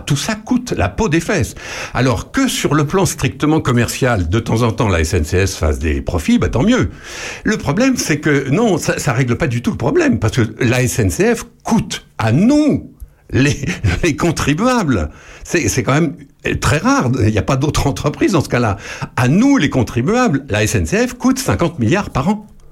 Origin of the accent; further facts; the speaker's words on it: France; chez nous, en France